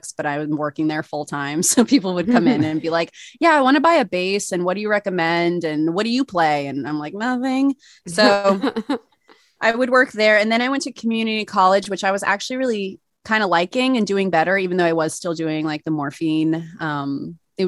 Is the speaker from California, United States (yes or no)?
no; Spencertown, New York, United States; moved away as an adult; also born or lived in Williamsburg, Brooklyn; I grew up upstate. Yeah. Yeah. Like in a small town called Spencertown, a tiny little hamlet.